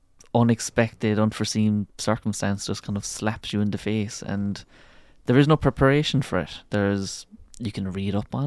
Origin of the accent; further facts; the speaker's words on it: Tralee, Munster, Ireland; I'm from Tralee in Kerry